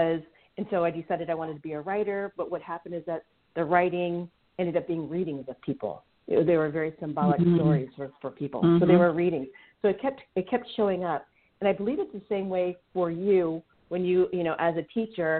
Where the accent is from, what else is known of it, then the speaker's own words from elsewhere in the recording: United States; also born or lived in Indonesia (family ancestry); I'm first generation American. My family came from Indonesia